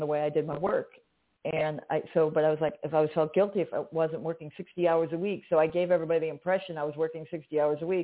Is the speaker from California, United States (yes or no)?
no; Chicago, Illinois, United States; I'm direct. I'm from Chicago. We say what we mean